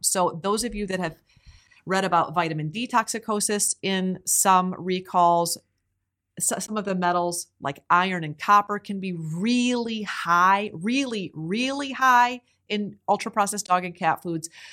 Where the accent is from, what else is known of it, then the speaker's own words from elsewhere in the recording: Iowa, United States; growing up in Iowa, which I did